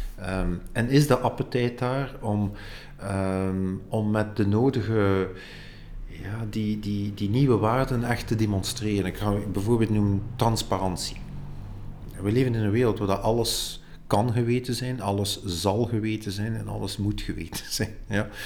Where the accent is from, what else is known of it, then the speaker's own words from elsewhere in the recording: Ghent, Flanders, Belgium; ik ben van Gent